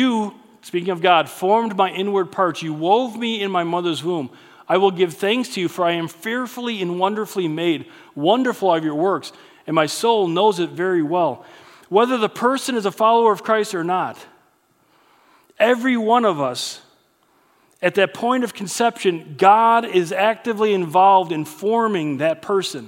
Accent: United States; growing up in the United States

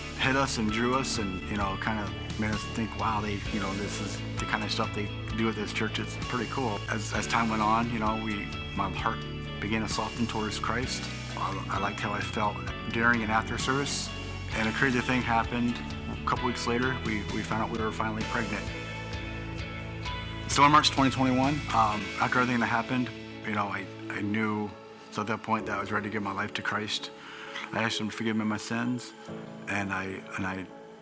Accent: Bucyrus, Ohio, United States; I'm from Central Ohio in a town called Bucyrus

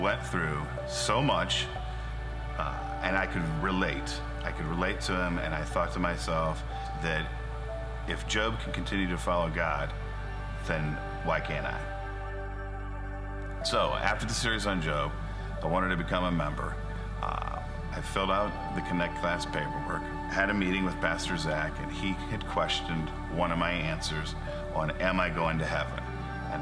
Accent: Tiffin, Ohio, United States; I grew up in the Tiffin area

